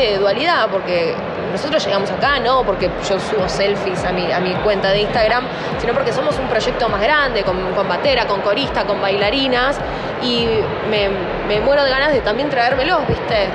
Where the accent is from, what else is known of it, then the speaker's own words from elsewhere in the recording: Zapala, Neuquén, Argentina; yo soy de Zapala, Neuquén